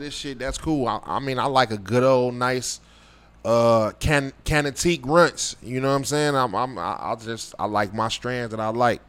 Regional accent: Chicago, Illinois, United States; living, growing up in Chicago

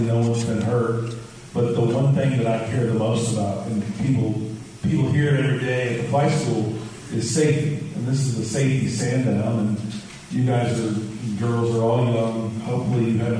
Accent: Huntington, West Virginia, United States; now in Houston, United States; I was actually born in Huntington, West Virginia, so I'm not too far from my hometown

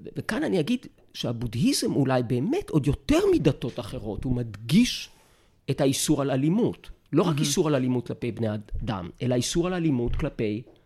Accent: Jerusalem, Jerusalem District, Israel; אני נולדתי בירושלים

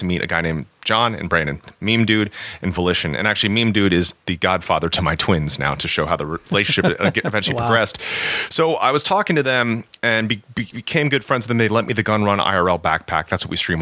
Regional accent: Japan; I'm half Japanese. I was born in Japan.

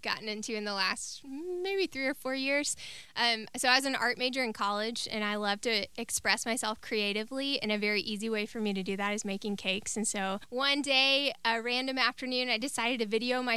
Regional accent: Mississippi, United States; moved away as an adult; also born or lived in Texas; I grew up here in Mississippi and grew up in church all my life

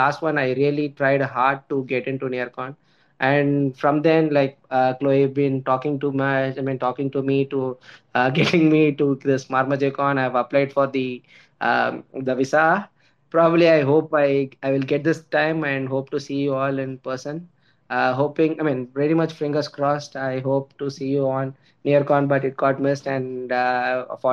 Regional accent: India; I'm from India.

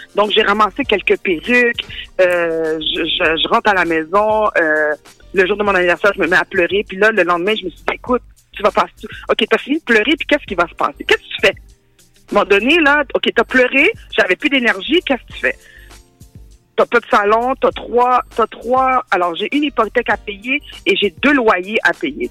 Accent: Montreal, Quebec, Canada; born or raised there; also born or lived in Rivière-des-Prairies

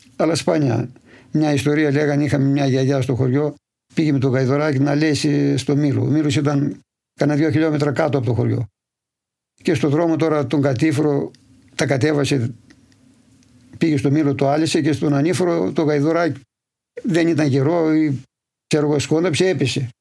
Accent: Polydendri, Central Macedonia, Greece; born or raised there

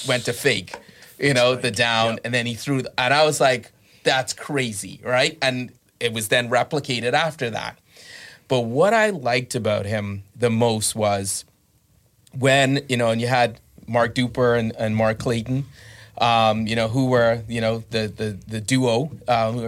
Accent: Bahamas; I grew up in the Bahamas

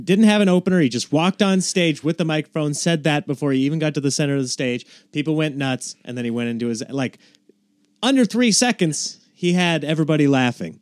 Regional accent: Nebraska, United States; now in Los Angeles, United States; I grew up in Nebraska

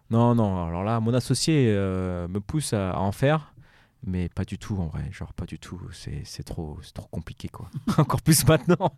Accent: Évry, Île-de-France, France; moved away; also born or lived in Paris / United States; Je viens du quartier d'Evry, d'Evry, des Pyramides

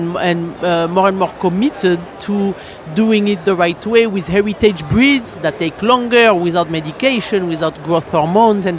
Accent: France; accent: French; moved away; my accent is the only thing that's French about our company.

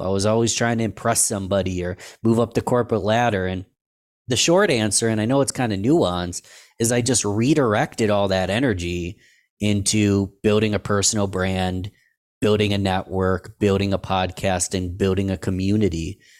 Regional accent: Rochester, New York, United States; in my hometown, Rochester, New York.

